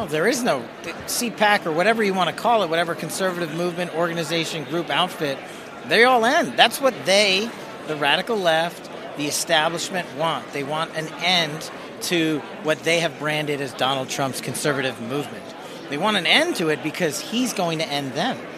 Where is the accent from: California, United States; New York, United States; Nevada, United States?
Nevada, United States; in Nevada, in my home state